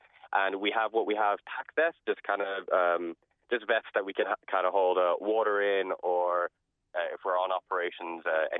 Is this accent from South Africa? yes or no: yes; South Africa; now in Ireland; Well, I'm originally from South Africa, actually. My father was African and my mother is Irish. She decided to go there and then met my father, and then we came back to Ireland in 2000.